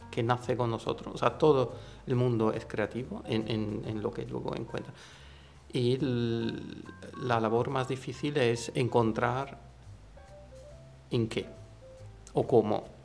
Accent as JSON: {"language": "Spanish", "country": "Italy", "second_language": "Spanish", "moved": "yes", "said": "siendo italiano"}